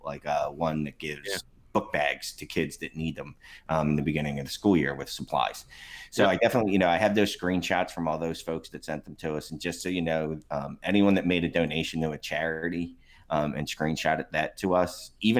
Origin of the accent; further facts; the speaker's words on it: Philadelphia, Pennsylvania, United States; I'm from Kensington